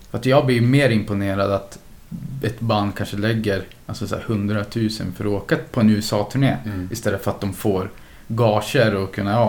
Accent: Östersund, Jämtland, Sweden; Jag kommer ju från Östersund då.

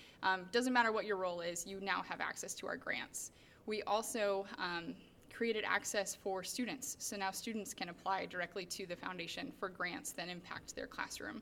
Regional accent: Urbandale, Iowa, United States; moved away as an adult; I am born and raised in Urbandale

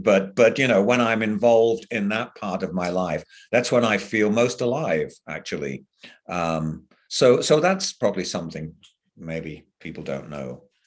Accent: England, United Kingdom; moved away; I grew up in England

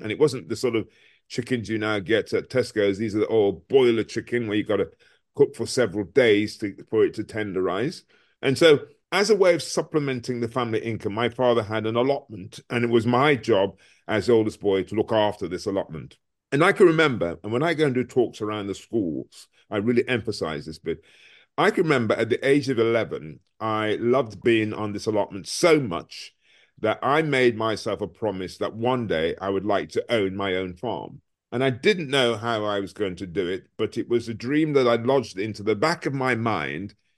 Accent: Birmingham, West Midlands, United Kingdom; also born or lived in Frankfield, Clarendon, Jamaica; I was brought up in a place called Smoreheath in Birmingham.

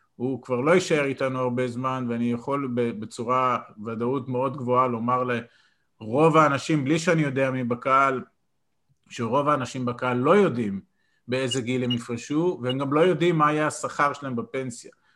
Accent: Israel; אני גדלתי בקיבוץ

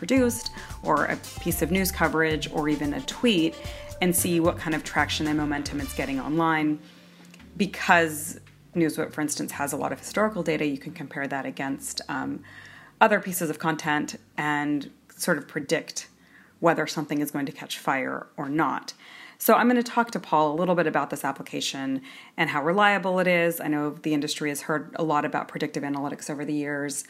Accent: San Francisco, California, United States; I'm from San Francisco

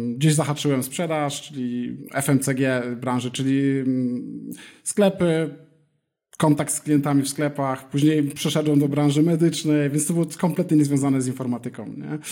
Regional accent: Elbląg, Warmian-Masurian Voivodeship, Poland; moved away as an adult; also born or lived in Warsaw, Poland / Kraków, Poland / Berlin, Germany / Gran Canaria, Spain; now in Madrid, Spain; Pochodzę z Elbląga, tam kończyłem liceum, Później przeniosłem się do Warszawy

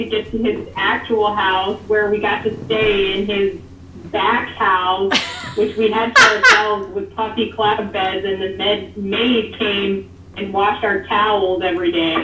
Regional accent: Houston, Texas, United States; I am from Houston

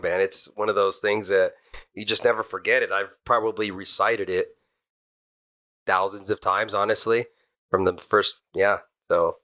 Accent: Almani, California, United States; also born or lived in Arcadia, California; I was born in Arcadia, down on the west side of the fifty-seven, and I grew up in Almani.

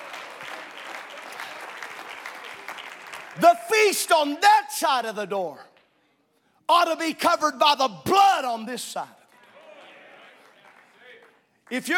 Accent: Southern Illinois, United States; this is how I was raised in Southern Illinois

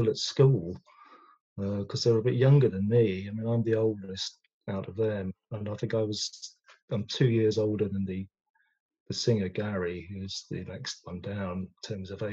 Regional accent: London, United Kingdom; I'm a West Londoner. I'm from Ealing.

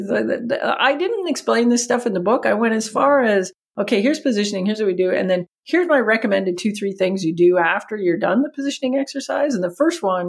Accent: Canada; accent: Canadian; my Canadian accent

